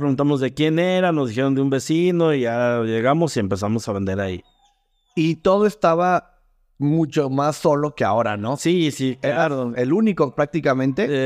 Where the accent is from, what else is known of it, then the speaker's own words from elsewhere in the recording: León, Guanajuato, Mexico; Pero aquí en León y en la región somos hijos de la salsa maga.